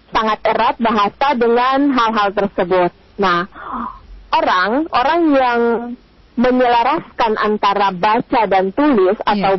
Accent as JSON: {"language": "Indonesian", "region": "Maluku", "country": "Indonesia", "said": "kita orang Maluku"}